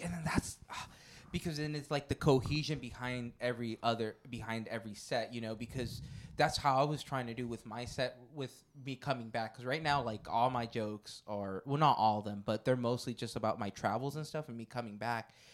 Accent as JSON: {"language": "English", "town": "Porterville", "region": "California", "country": "United States", "tie": "born or raised there", "said": "I grew up in Porterville"}